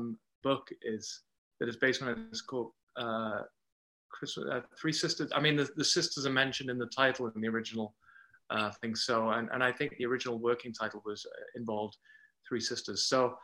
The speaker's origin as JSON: {"language": "English", "region": "England", "country": "United Kingdom", "tie": "born or raised there", "accent": "English", "moved": "yes", "lives_now": "Canada", "said": "people see the English as being the accent that I'm putting on, but this is my normal accent."}